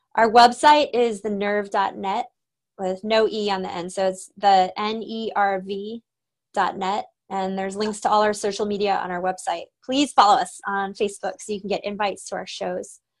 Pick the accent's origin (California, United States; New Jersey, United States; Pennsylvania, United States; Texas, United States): Texas, United States; Austin; I grew up in Austin